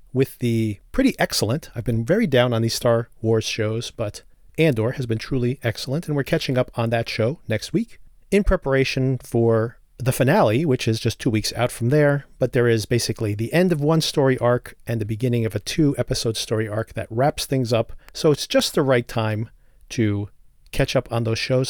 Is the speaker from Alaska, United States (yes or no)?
no; New Jersey, United States; right here in New Jersey, my home state